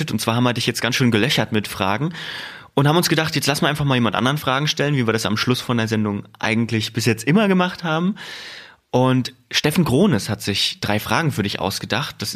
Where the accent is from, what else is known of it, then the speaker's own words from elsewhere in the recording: Thuringia, Germany; Ich komme aus Thüringen